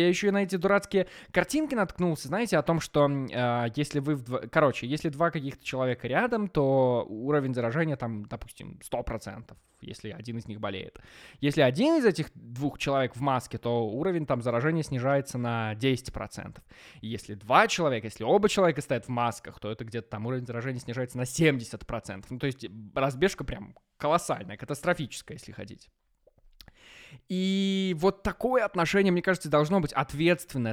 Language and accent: Russian; Maladzyechna, Minsk Region, Belarus; now in Minsk, Belarus; я волею судьбы оказался дома, в родном городе, в Молодечно